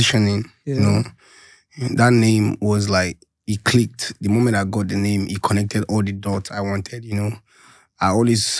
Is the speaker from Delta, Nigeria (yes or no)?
no; Kano, Kano State, Nigeria; moved away; also born or lived in Kaduna; I grew up in the north. I stayed in Kano for a very long time. In fact, Kano is my home. Yeah. Okay. I grew up in Badawa.